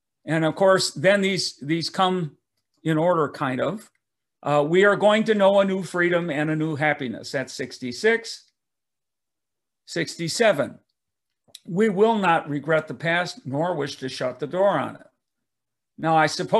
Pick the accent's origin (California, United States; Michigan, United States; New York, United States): Michigan, United States; Detroit; I grew up in Detroit, Michigan